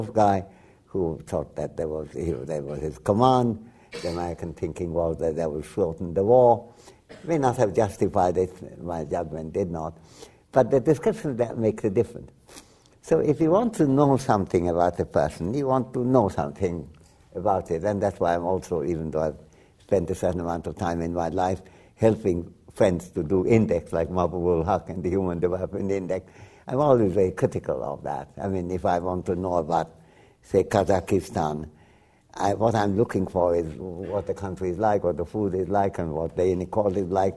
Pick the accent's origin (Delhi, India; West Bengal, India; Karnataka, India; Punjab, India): West Bengal, India; first language Bengali; English is a second language; moved away; also born or lived in Dhaka, Bangladesh; as an Indian, I was being schooled in British India. And in Bengal, where I come from